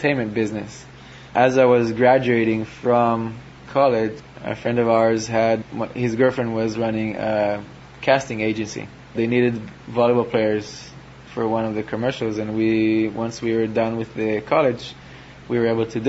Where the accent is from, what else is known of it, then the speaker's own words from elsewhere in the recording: Israel; a younger player growing up in Israel